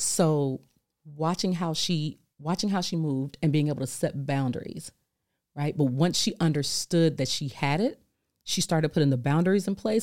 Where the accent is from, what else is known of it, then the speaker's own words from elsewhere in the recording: California, United States; I'm from California